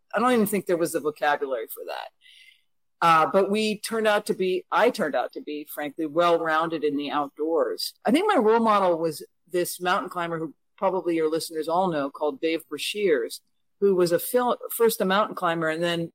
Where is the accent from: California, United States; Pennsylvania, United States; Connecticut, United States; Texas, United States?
Connecticut, United States; I consider my hometown to be a tiny rural town in Connecticut